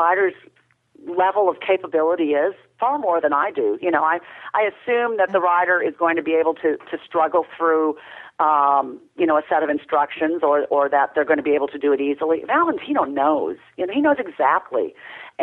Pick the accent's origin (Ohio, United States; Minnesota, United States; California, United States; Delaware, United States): Minnesota, United States; also born or lived in rural Tennessee; now in Tennessee, United States; I'm from Minnesota originally. I've lived here for 26 years